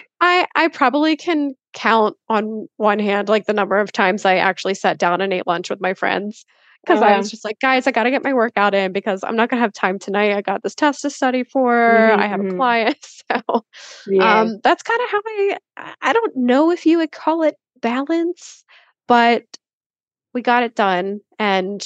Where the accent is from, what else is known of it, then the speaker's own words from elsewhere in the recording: Philadelphia, Pennsylvania, United States; moved away as an adult; also born or lived in Austin, Texas; I grew up in Philly suburb, lived in Philly my whole life